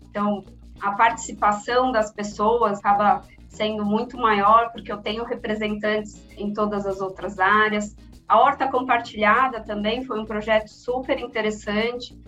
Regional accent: São Paulo, Brazil; nascida e criada aqui em São Paulo

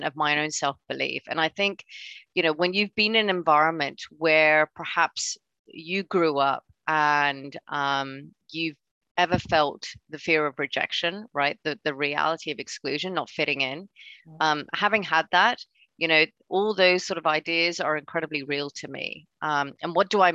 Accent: Hong Kong; moved away; I grew up in Hong Kong, so I'm originally from there.

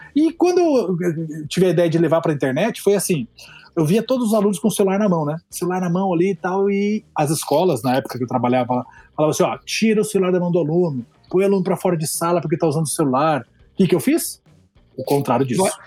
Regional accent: Curitiba, Paraná, Brazil; Eu sou de Curitiba

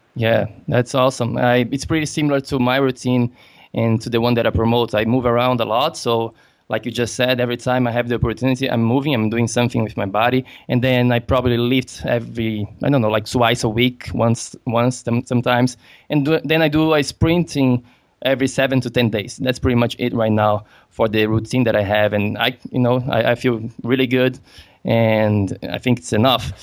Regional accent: Brazil; I'm from Brazil.

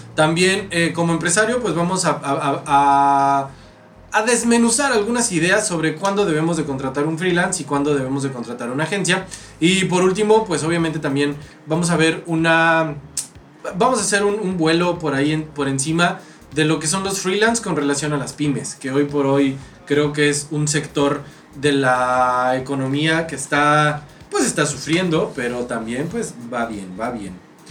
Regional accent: Mexico

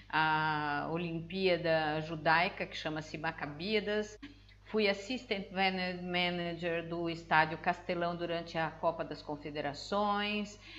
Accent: Brazil; moved away as an adult; now in Portugal; Eu sou a única brasileira que ganhou, que recebeu um título do presidente da Câmara

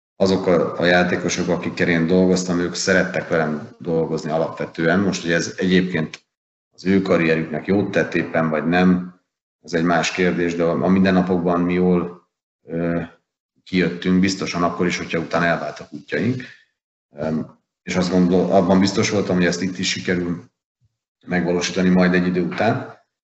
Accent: Hungary; nekem magyarként

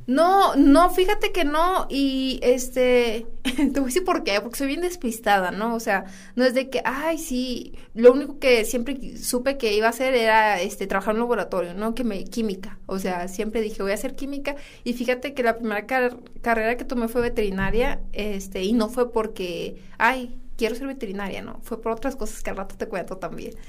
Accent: San Buenaventura, Coahuila, Mexico; Que estoy orgullosa de ser de San Buena.

